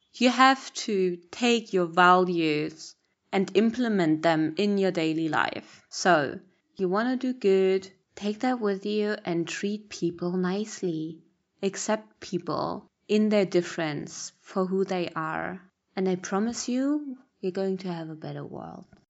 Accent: Berlin, Germany; moved away as an adult; also born or lived in Malawi; I'm born and raised in Berlin, in Germany

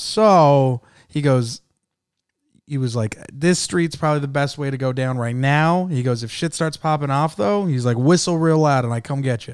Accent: San Jose, California, United States; I'm from San Jose

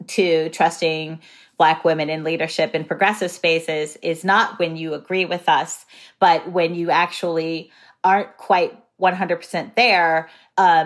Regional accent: Texas, United States; I'm a Texan who comes from a family with a broad range of political ideas

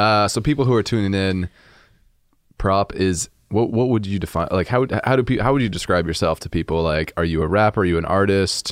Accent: Boise, Idaho, United States; now in Seattle, United States; I grew up in Boise, Idaho

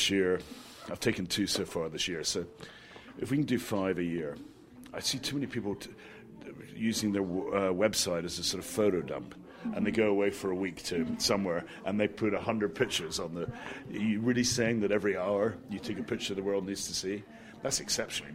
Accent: Scotland, United Kingdom; I'm Scottish

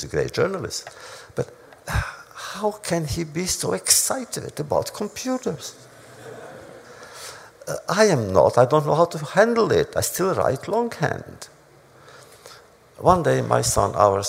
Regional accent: Romania; also born or lived in New York, United States; now in United States; in my hometown, which was Hungary, Romania

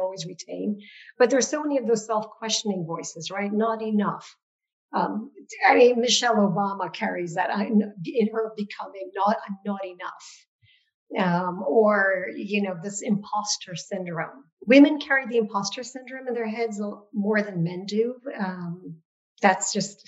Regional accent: Nepal; now in United States; Growing up in Nepal, I was a majority person in a majority country

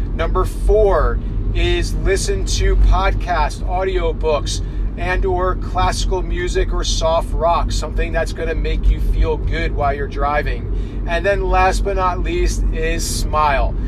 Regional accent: New Jersey, United States; my hometown in New Jersey

